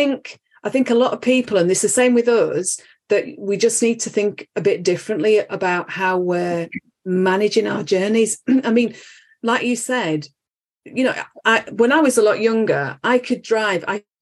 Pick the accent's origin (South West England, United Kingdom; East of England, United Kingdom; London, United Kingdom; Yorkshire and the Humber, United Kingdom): Yorkshire and the Humber, United Kingdom; Halifax; now in Reading, United Kingdom; I'm from Halifax originally.